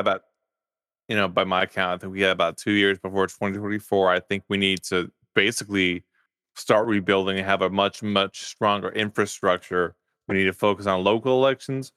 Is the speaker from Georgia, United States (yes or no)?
no; Farmersville, Texas, United States; I grew up in Farmersville, Texas.